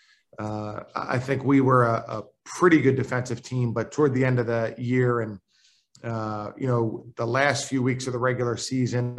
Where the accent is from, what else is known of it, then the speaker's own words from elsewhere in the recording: Philadelphia, Pennsylvania, United States; now in Richmond, United States; I'm from Philadelphia